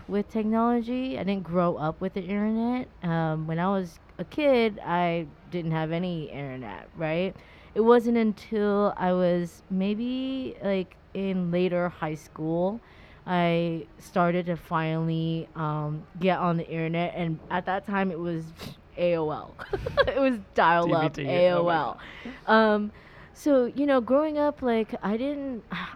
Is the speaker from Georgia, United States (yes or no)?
no; Orange County, Southern California, United States; growing up in Southern California, Orange County especially, I was kind of in that whole surfer culture, and I say dude